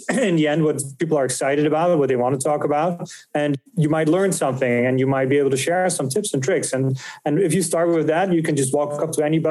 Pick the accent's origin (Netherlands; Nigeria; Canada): Netherlands; moved away as an adult; now in United States; I'm from the Netherlands. So I moved from Europe in 2015